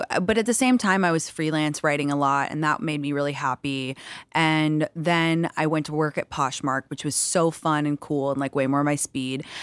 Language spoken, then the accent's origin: English; London, United Kingdom; moved away as an adult; parents are American, but I grew up in London until I was 19. Did you ever have an accent? I did. Yeah, I did, and I lost it stupidly.